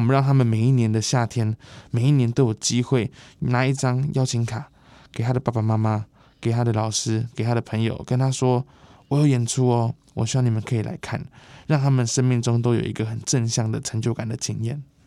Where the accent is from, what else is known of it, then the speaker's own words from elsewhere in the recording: Taipei, Taiwan; 我们在这个地方出生、长大、叛逆